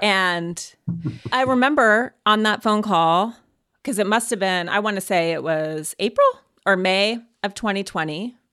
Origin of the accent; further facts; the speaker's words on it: Montana, United States; moved away; growing up in Montana